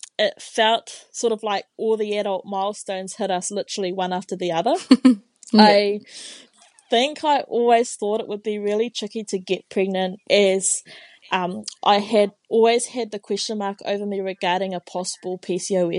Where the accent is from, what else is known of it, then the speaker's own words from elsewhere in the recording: Tauranga, Bay of Plenty, New Zealand; first language Māori; English is a second language; moved away as an adult; now in Dunedin, New Zealand; I was born and raised in Tauranga in the North Island